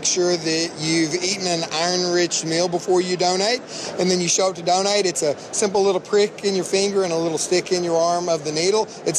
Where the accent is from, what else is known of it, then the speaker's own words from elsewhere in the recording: Colleyville, Texas, United States; Colleyville, Texas. It's in the Dallas-Fort Worth area, okay. Really close to the International Airport in the Dallas-Fort Worth area.